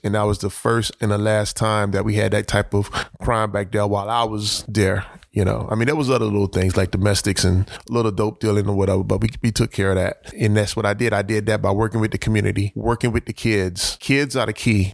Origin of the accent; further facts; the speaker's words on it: Miami, Florida, United States; They ended up in Overtown, and I was born in Overtown